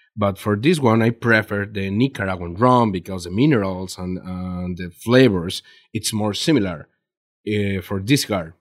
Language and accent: English; Jalisco, Mexico; English is a second language; I'm from Jalisco